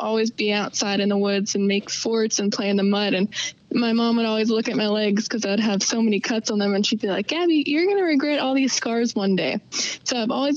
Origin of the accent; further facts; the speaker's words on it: Pennsylvania, United States; I'm from Pennsylvania. Super tiny town in Pennsylvania.